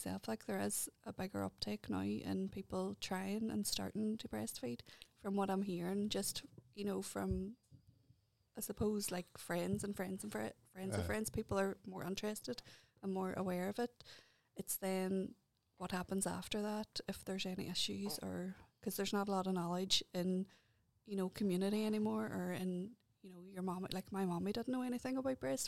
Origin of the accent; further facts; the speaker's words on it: Derry, Northern Ireland, United Kingdom; moved away as an adult; also born or lived in Antrim; I just moved back here to Derry from, I used to live in Antrim. So coming back in and still breastfeeding a two-year-old, and it was my hometown.